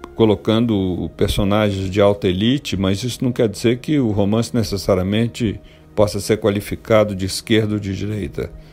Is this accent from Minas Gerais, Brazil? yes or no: yes; Minas Gerais, Brazil; como bom mineiro